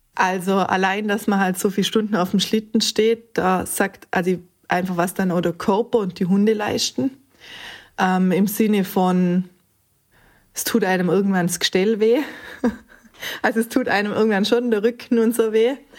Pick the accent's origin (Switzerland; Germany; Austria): Austria; Montafon, Vorarlberg; komme aus dem schönen Montafon